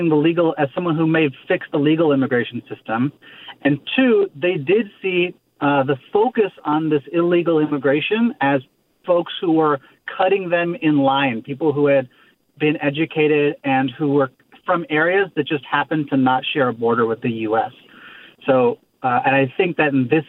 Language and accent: English; Midwest, United States; now in Santa Clara, United States; I grew up in the Midwest.